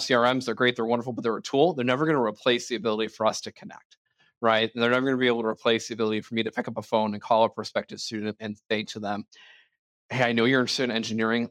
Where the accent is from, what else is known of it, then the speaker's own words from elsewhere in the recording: Ireland; I'm an Irishman